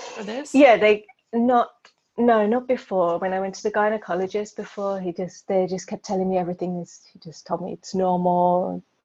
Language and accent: English; London, United Kingdom; moved away as an adult; now in Prague, Czech Republic; I'm originally from London and I moved to Prague